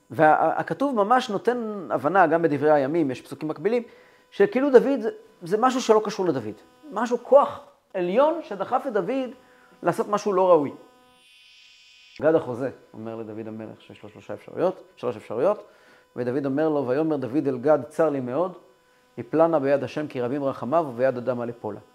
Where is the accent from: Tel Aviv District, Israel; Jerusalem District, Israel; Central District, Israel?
Central District, Israel; Kfar Chabad; ואני גדלתי בכפר חב"ד